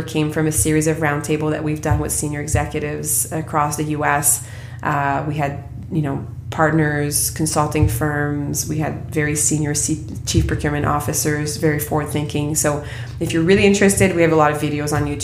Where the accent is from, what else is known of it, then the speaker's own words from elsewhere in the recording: Quebec, Canada; I come from Quebec